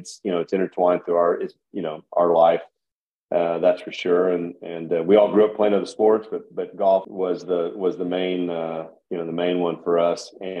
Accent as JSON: {"language": "English", "town": "Bartlesville", "region": "Oklahoma", "country": "United States", "tie": "born or raised there", "also_born_or_lived": "San Antonio, Texas", "said": "So we all three were raised basically at Hillcrest and in Bartlesville and around the game, of course."}